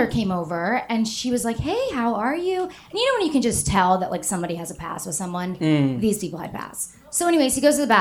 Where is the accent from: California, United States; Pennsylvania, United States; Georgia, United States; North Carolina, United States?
Georgia, United States; Atlanta; moved away as an adult; now in New York City, United States; I'm from Atlanta